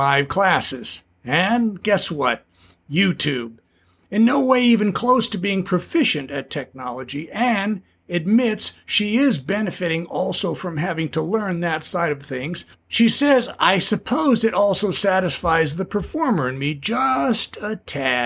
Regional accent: Southern California, United States; also born or lived in Ventura, California; a Southern California beach bum raised in the 60s

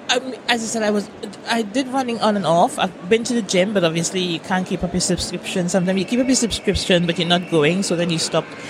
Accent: Trinidad & Tobago; accent: Trinidad; moved away as an adult; now in United Kingdom; I'm from Trinidad.

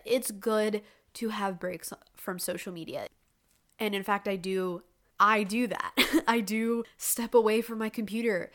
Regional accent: Canada; I'm Canadian

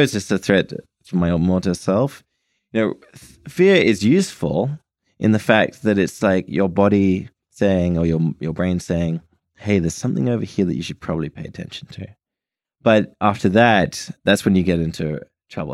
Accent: United Kingdom; I'm British

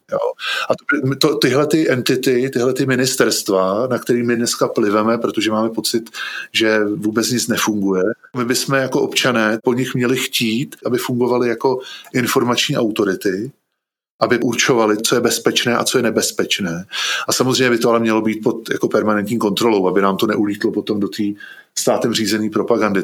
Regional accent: Bohemia, Czechia; u nás v Čechách

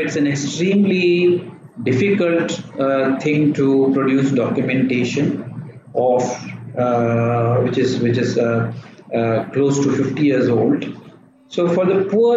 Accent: South India, India; I'm from South India

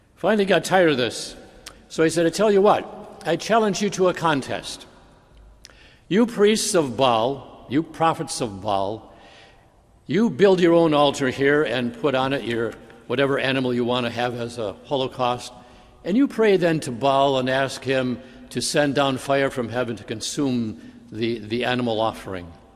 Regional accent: Bay City, Michigan, United States; When I was a teenager, growing up in Bay City

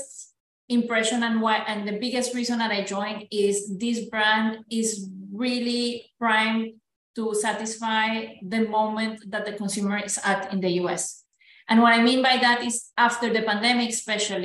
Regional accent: Colombia; moved away as an adult; also born or lived in Belgium; now in United States; I'm Colombian, born and raised, so proud Latina

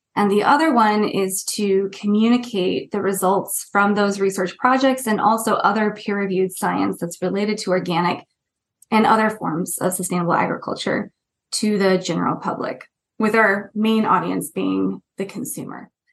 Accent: Northern Central Valley of California, United States; moved away as an adult; also born or lived in Santa Cruz, California / Wellington, New Zealand / Canterbury, New Zealand / Bay Area, California; I grew up in the Central Valley of California, in the Northern Central Valley, in a very rural area

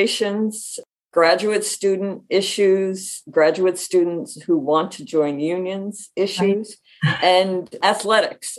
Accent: Jamesville, New York, United States; moved away as an adult; now in Brooklyn, United States; I grew up in Jamesville, New York, which is right outside of Syracuse

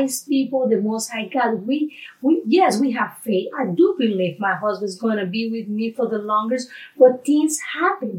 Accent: Panama; moved away; I'm from Panama

